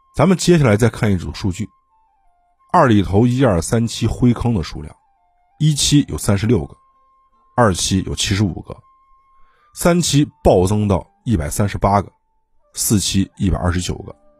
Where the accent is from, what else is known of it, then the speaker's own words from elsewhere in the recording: China; 吃人在我们中国是司空见惯的，因为我们的祖先就吃人